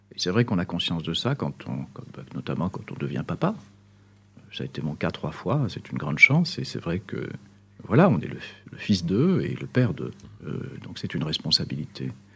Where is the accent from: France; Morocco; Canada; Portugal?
Morocco; Tangier, Tanger-Tetouan-Al Hoceima; now in Belgium; je suis né au Maroc